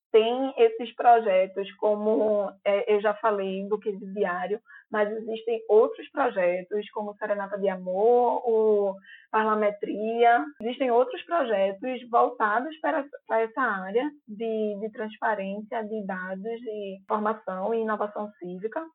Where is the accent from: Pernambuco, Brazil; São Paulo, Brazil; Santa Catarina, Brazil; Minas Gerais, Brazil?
Pernambuco, Brazil; Recife; accent: Recife; Tem um podcast recifense que é o Arrumadinho. É um podcast de notícias com o nosso sotaque